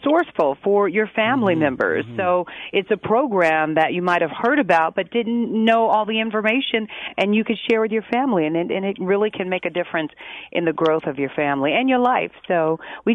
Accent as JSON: {"language": "English", "town": "Chicago", "region": "Illinois", "country": "United States", "tie": "born or raised there", "said": "I'm born and raised in Chicago, on the south side of Chicago."}